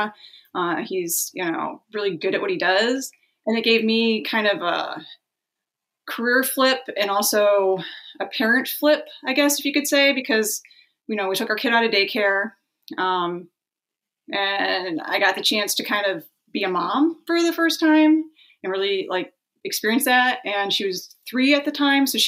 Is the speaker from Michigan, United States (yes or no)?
yes; Detroit, Michigan, United States; moved away as an adult; also born or lived in Rutland County, Vermont; now in Northern New York, United States; I'm from the Detroit, Michigan area, Southeast Michigan, is where both my husband and I are both from